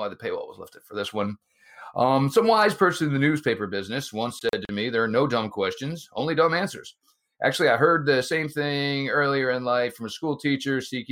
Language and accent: English; Colts Neck, New Jersey, United States; also born or lived in Freehold, New Jersey; where I grew up in Colts Neck, New Jersey, in the next town over where I live now, Freehold, New Jersey